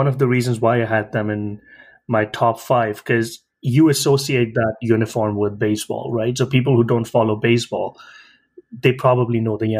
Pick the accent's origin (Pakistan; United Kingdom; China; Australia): Pakistan; moved away; growing up in Pakistan